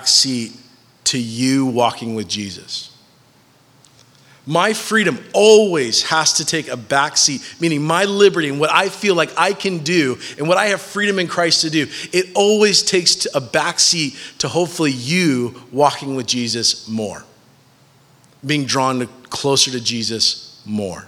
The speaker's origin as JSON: {"language": "English", "country": "United States", "said": "As American citizens"}